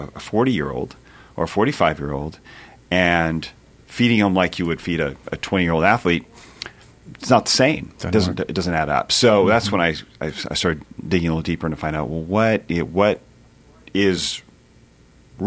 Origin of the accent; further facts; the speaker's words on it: California, United States; moved away as an adult; now in Nashville, United States; I grew up in California, but moved out here about Nashville 21 years ago